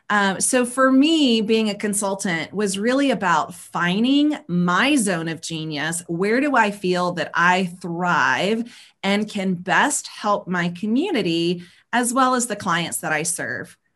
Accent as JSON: {"language": "English", "region": "the South", "country": "United States", "tie": "born or raised there", "said": "but I grew up in the South, born and raised um, like southeast of uh, the states of the United States."}